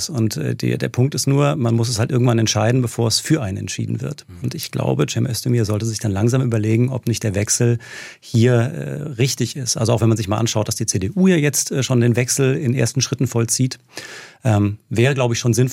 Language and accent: German; Heidelberg, Baden-Württemberg, Germany; moved away; Also ich bin Heidelberger und dann äh, habe ich das gemacht, was man nicht tun sollte als Baden-Württemberger, nämlich nach Rheinland-Pfalz